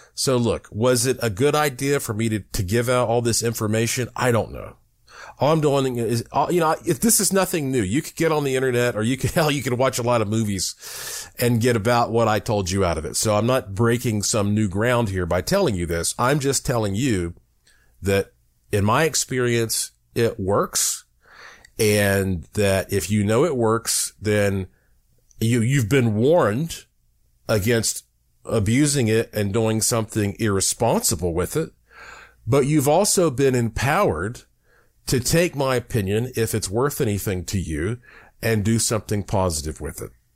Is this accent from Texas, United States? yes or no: no; Asheville, North Carolina, United States; growing up in the Blue Ridge Mountains of Asheville, North Carolina